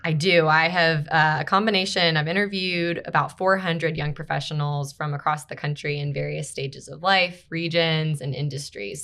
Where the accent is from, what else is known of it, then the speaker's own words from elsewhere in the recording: Baltimore, Maryland, United States; moved away as an adult; also born or lived in Greenville, South Carolina; I'm from Baltimore, Maryland originally